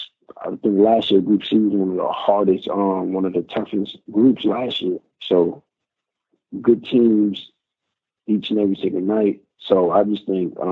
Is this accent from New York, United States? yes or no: yes; New York, United States; moved away; I'm from New York